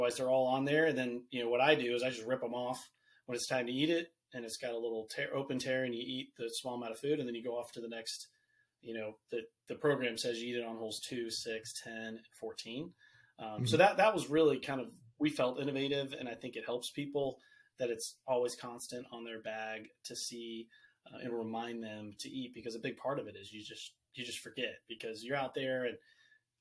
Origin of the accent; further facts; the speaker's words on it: Virginia, United States; I'm from Virginia.